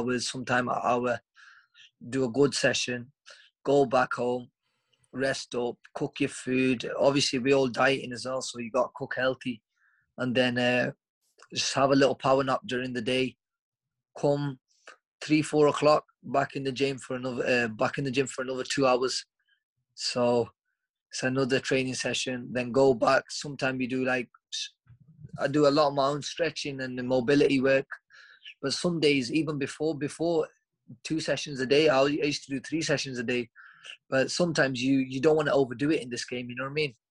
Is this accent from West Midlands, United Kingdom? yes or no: yes; Stoke-on-Trent, West Midlands, United Kingdom; my hometown of Stoke-on-Trent